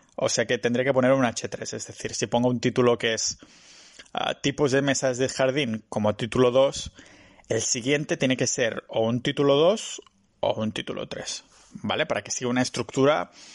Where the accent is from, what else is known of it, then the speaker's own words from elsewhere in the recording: Catalonia, Spain; soy catalán